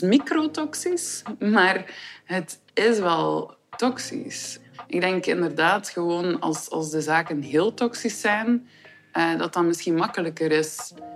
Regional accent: Ostend, Flanders, Belgium; Ik ben 34 jaar en ik ben van Oostende.

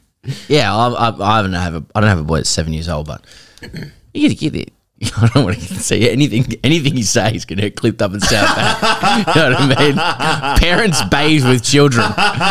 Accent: Australia; as an Aussie

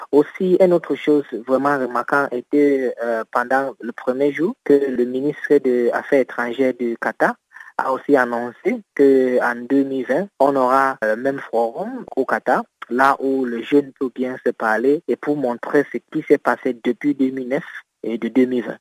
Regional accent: Cameroon; mon pays est dans un stade d'insécurité au niveau d'extrême nord

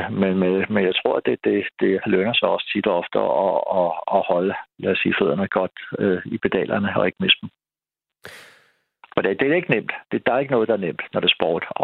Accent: Denmark; det synes jeg som dansker

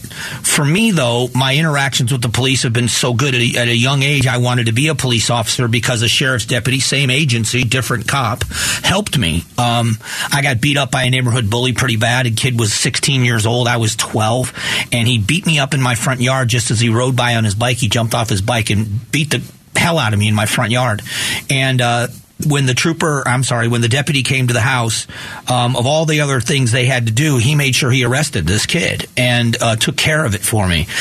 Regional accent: Florida, United States; where I grew up in Florida

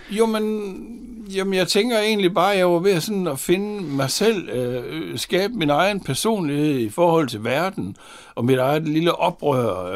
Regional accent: Horsens, Central Denmark Region, Denmark; jeg var fra Horsens, og Horsens havde jo der i 60'erne et ry for at være Jyllands Liverpool

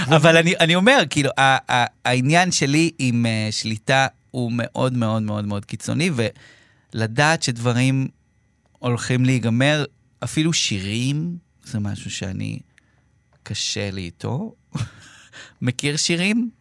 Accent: Israel; כצופה ישראלי

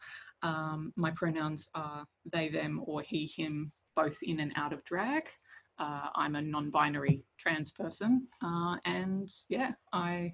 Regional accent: Armidale, New South Wales, Australia; I grew up in a fairly small town in northern New South Wales called Armidale.

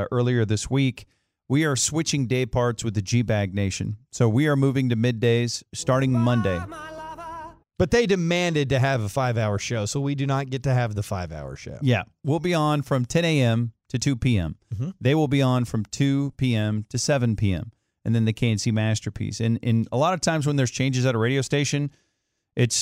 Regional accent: Dallas-Fort Worth, Texas, United States; We grew up here in Dallas-Fort Worth

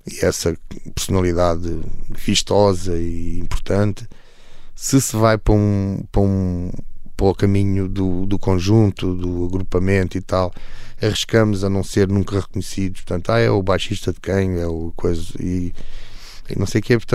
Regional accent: Alentejo, Portugal; also born or lived in Almada; Portanto, eu vim do Alentejo para a Almada, eh, fiz uma vida, uma vida perfeitamente normal e feliz

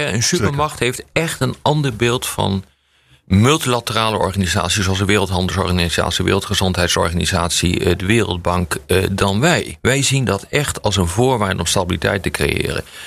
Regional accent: Netherlands; ik ben geen Amerikaan. Ik ben een Nederlander

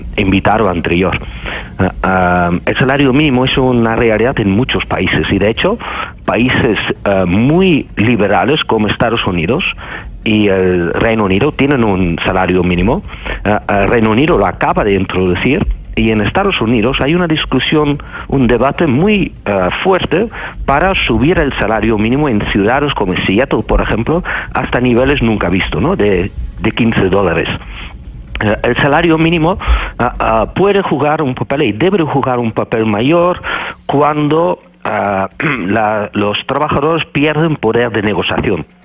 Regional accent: Netherlands; Spanish is a second language; moved away as an adult; now in Spain; soy un holandés que vive desde 2001 y enseño en, en España

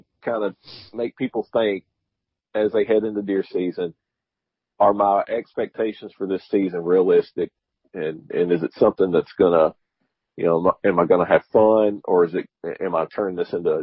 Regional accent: Kentucky, United States; now in Georgia, United States; I'm originally from Kentucky

